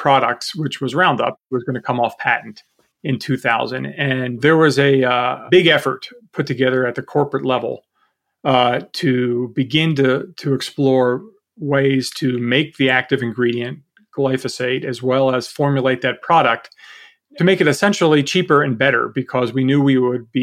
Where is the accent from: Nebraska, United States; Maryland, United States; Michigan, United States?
Maryland, United States; Baltimore; moved away; I grew up in Baltimore, so I had a chance to volunteer at Johns Hopkins University working in a lab